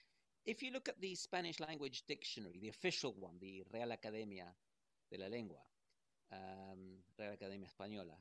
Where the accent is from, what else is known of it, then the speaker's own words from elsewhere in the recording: England, United Kingdom; also born or lived in Uruguay; I'm a Uruguayan who was brought up in England. So I know both mentalities and both cultures